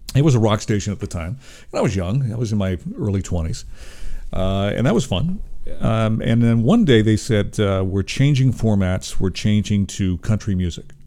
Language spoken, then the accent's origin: English; Toronto, Ontario, Canada; I was born in Toronto